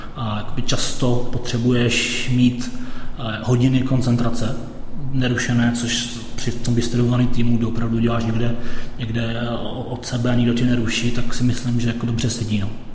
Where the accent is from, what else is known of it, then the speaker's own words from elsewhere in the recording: Czechia; also born or lived in London, United Kingdom; now in Bulgaria; já jsem Čech, pracuji